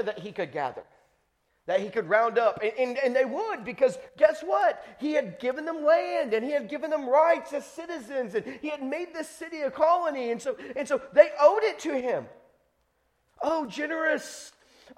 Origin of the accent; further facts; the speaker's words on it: Texas, United States; I'm an American citizen. And not only that, I'm from Texas